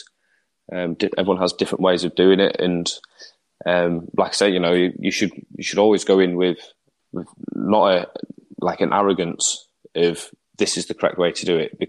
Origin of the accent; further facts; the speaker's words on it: England, United Kingdom; as an Englishman